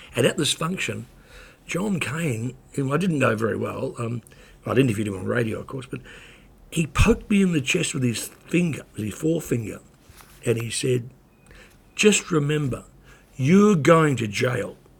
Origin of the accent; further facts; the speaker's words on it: New Zealand; moved away; also born or lived in Australia; when I was growing up in New Zealand